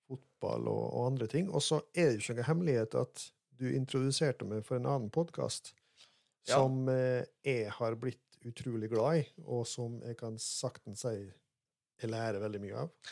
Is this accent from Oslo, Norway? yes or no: no; Molde, Møre og Romsdal, Norway; moved away as an adult; now in Rogaland, Norway; Jeg er fra Gjendem utafor Molde og vokste opp på gård